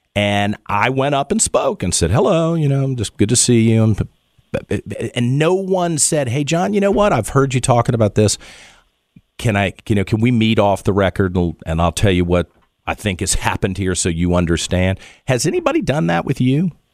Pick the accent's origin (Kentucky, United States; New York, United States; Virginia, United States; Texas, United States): Virginia, United States; Richmond; This is my hometown. It's the state capital.